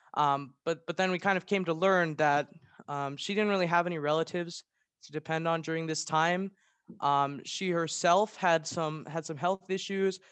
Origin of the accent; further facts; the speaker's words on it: Maryland, United States; I'm a junior from Maryland